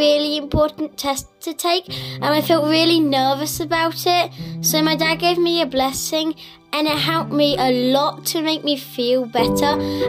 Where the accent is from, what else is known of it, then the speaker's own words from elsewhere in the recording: England, United Kingdom; I'm 11 years old and I'm English.